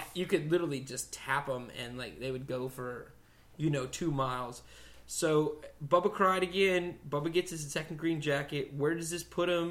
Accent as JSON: {"language": "English", "town": "Dallas", "region": "Texas", "country": "United States", "moved": "yes", "lives_now": "Austin, United States", "said": "we're all from Dallas"}